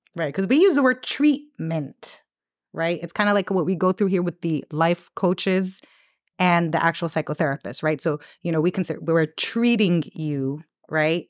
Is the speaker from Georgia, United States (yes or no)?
no; New York City, New York, United States; growing up in New York